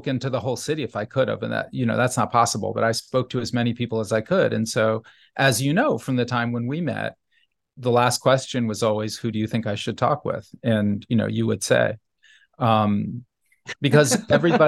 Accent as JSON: {"language": "English", "town": "New Haven", "region": "Connecticut", "country": "United States", "tie": "born or raised there", "said": "when I was a child growing up in New Haven"}